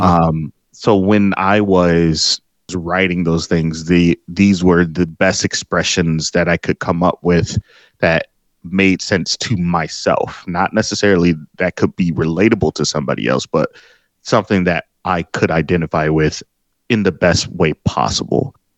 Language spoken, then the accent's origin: English; Detroit, Michigan, United States; my old street where I was born here in Detroit